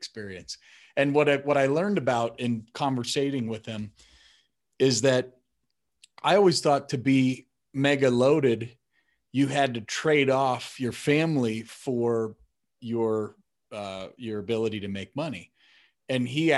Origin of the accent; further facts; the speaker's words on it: Wisconsin, United States; moved away; also born or lived in San Francisco; I was born in Wisconsin